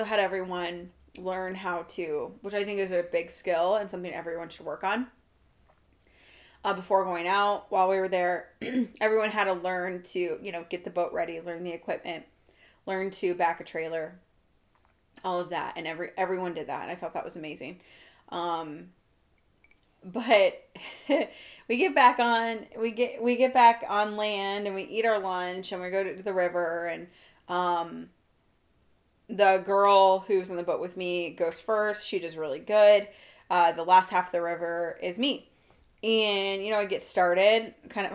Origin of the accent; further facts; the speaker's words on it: Iowa, United States; I'm from Iowa